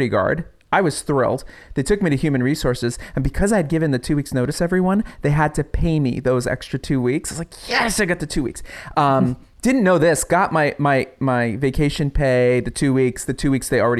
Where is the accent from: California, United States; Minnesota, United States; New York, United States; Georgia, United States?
New York, United States; I'm from New York